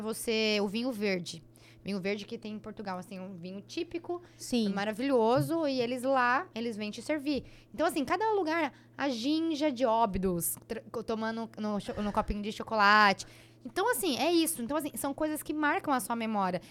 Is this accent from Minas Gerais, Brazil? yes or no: no; Dracena, São Paulo, Brazil; eu fui criada em Dracena